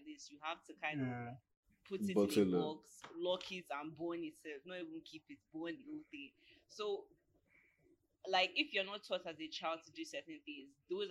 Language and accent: English; Nigeria; being Nigerian